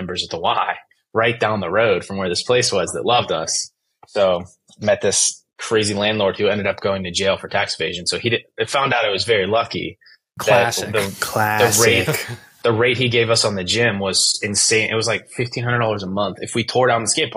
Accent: Western Pennsylvania, United States; I'm from Western Pennsylvania, where the first Friday night football game was ever played for high school

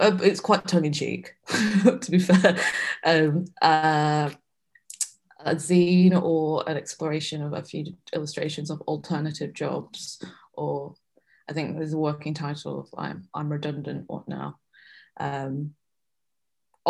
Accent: Manchester, North West England, United Kingdom; now in London, United Kingdom; Being a Asian girl growing up in Manchester

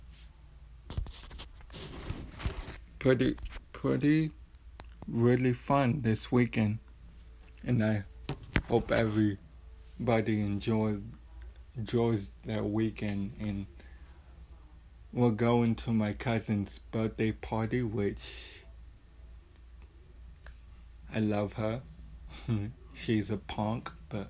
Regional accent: San Antonio, Texas, United States; born and raised in San Antonio

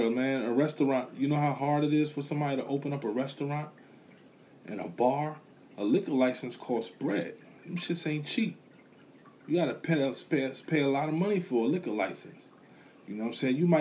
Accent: New York City, New York, United States; Growing up in a neighborhood, you know, I'm from Brooklyn, Bushwick

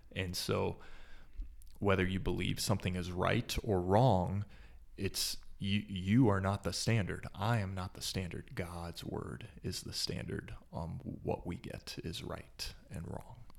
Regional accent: Dallas, Texas, United States; moved away as an adult; also born or lived in Gettysburg, Pennsylvania; now in Fort Collins, United States; I grew up in the Dallas area, which is maybe considered the Bible Belt.

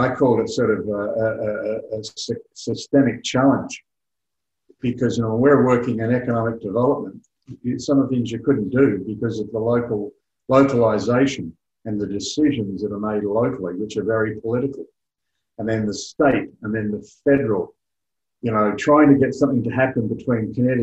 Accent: Australia; also born or lived in United Kingdom; having lived for 10 years in the United Kingdom, and obviously I'm Australian

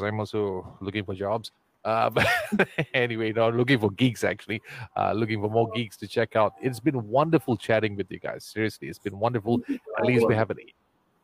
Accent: Ipoh, Perak, Malaysia; That's the best town on the planet, my hometown.

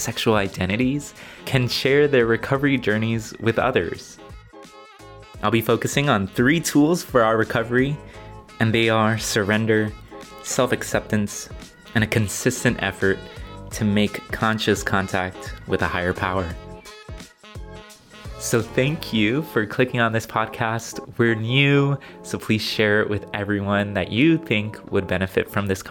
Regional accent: Los Angeles, California, United States; born and raised in LA too

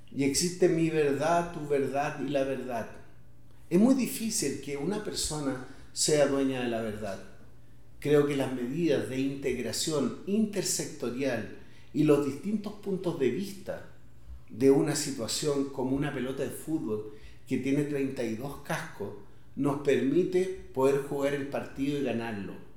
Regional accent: Independencia, Santiago Metropolitan Region, Chile; los antiguos barrios en los cuales yo crecí, en Independencia

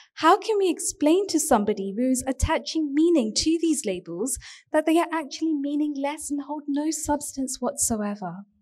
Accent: United Kingdom; our economic growth as British Hindus

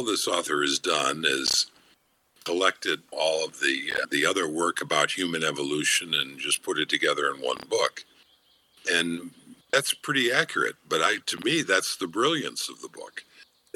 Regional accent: United States; growing up in the United States and living in the United States

